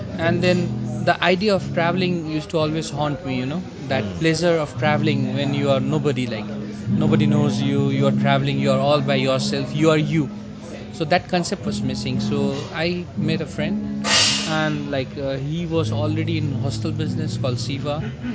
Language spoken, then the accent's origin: English; Kathmandu, Bagmati, Nepal; moved away; also born or lived in India; I'm from Nepal itself, very much from Kathmandu.